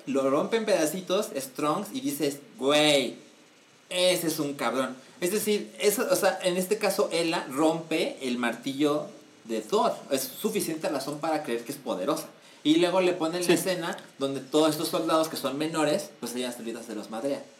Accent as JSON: {"language": "Spanish", "country": "Mexico", "said": "soy mexicano, tengo suficiente tiempo en este país"}